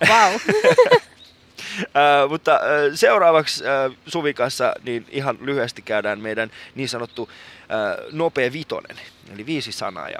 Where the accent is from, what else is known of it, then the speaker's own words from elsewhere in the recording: Iran; now in Helsinki, Finland; mä oon iranilainen